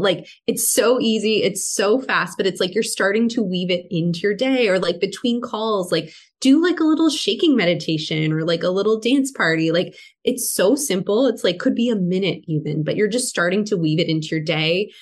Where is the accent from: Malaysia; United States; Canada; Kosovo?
Canada; I'm from Canada. It was very strict up here